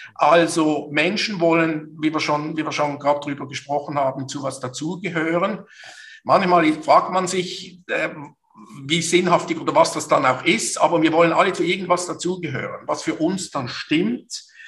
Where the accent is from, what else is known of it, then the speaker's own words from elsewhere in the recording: Basel, Basel-Stadt, Switzerland; Basel aufgewachsen, geboren, sozialisiert zur Universität. Eigentlich könnte man sagen, ich bin nie raus aus dieser schönen Stadt.